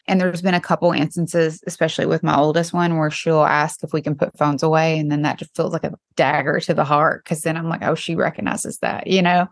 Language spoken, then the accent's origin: English; East Tennessee, United States; now in Nashville, United States; I'm from East Tennessee.